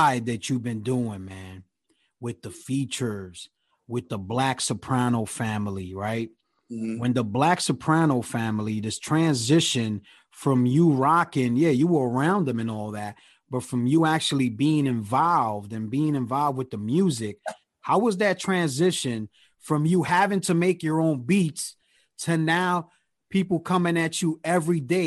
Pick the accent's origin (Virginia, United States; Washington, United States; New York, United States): New York, United States; me being from New York